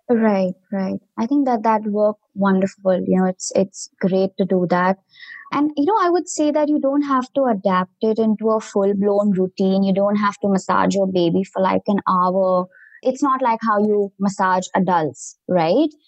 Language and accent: English; India; moved away as an adult; now in United States; I come from India originally